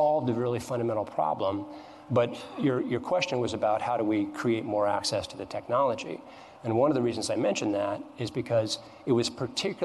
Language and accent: English; Missoula, Montana, United States; my hometown of Missoula, Montana